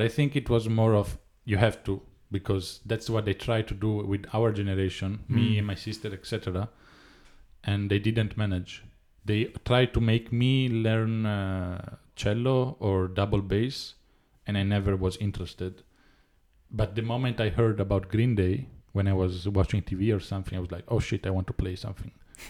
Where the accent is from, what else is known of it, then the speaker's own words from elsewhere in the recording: Florence, Tuscany, Italy; I grew up in Florence musically.